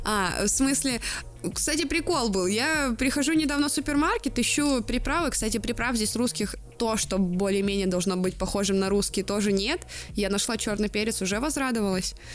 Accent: Blagoveshchensk, Amur Oblast, Russia; я с Дальнего Востока, с маленького города Благовещенска, который находится на границе с Китаем

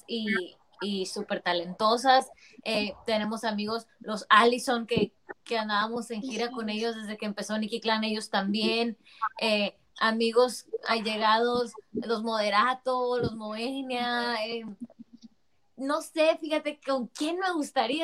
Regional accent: Mexicali, Baja California, Mexico; Yo soy la única que soy de Mexicali

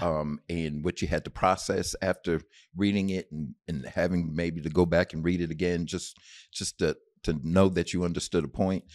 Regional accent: Bloomfield, Connecticut, United States; moved away; also born or lived in Knoxville, Tennessee / San Antonio, Texas; I was raised in Bloomfield, Connecticut

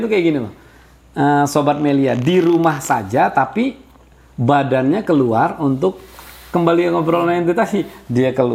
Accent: Jakarta, Indonesia; lo orang Jakarta gue orang Jakarta

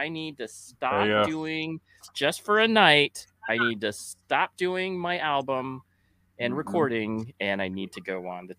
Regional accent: Mesa, Arizona, United States; from Mesa.

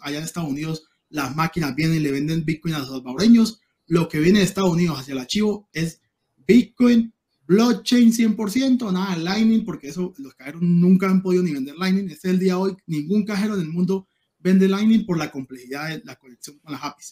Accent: Cúcuta, Norte de Santander, Colombia; also born or lived in Venezuela; yo soy cucuteño venezolano

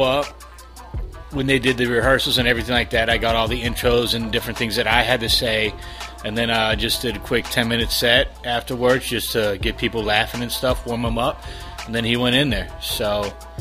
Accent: Chicago, Illinois, United States; accent: Chicago; moved away; I'm from Chicago

